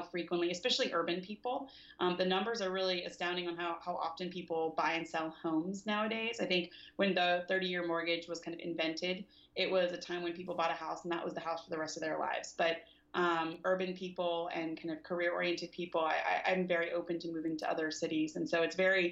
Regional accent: the South, United States; now in San Francisco, United States; I'm not from the West Coast. I'm from the South

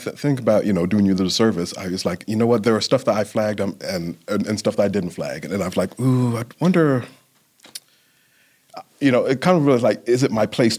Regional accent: London, United Kingdom; born there; because of my background, coming from being born in London, my mother being Jamaican, and raised in a predominantly white culture in a lot of ways

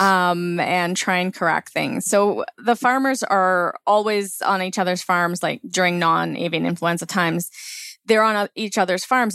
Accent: Langley, British Columbia, Canada; I grew up in Langley

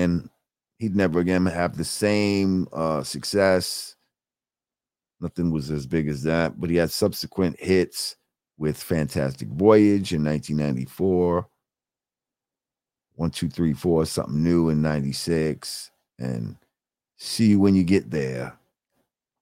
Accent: New Rochelle, New York, United States; my New Road family

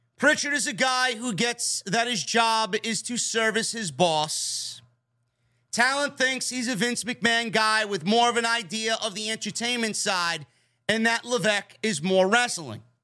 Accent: New York City, New York, United States; Born and raised in the Bronx

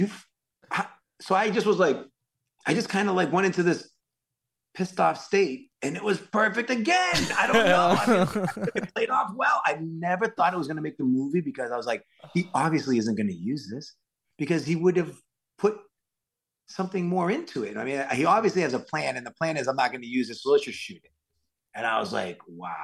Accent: Worcester, Massachusetts, United States; accent: Worcester; I grew up in Worcester

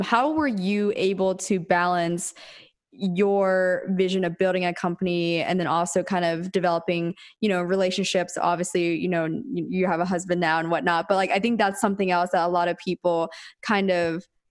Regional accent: Pennsylvania, United States; I'm also from the East Coast. I'm actually from Pennsylvania.

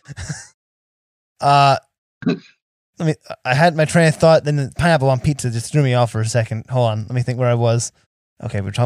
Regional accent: New Jersey, United States; moved away; I'm actually from New Jersey originally

